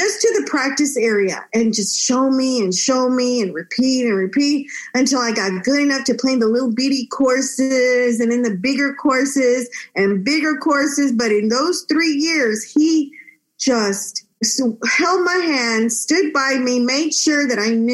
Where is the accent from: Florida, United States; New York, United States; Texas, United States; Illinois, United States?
Texas, United States; also born or lived in Monterrey, Mexico; My parents brought me to live in Texas, where I enjoyed growing up in such a bilingual, bicultural state.